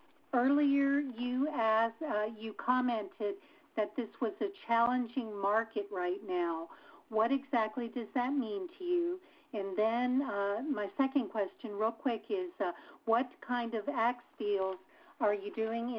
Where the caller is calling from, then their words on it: Las Cruces, New Mexico, United States; I'm calling from Las Cruces, New Mexico